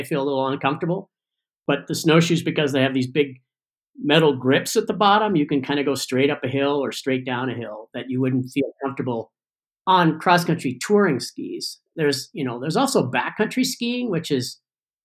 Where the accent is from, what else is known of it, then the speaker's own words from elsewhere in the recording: California, United States; also born or lived in Ithaca, New York; I grew up in Tahoe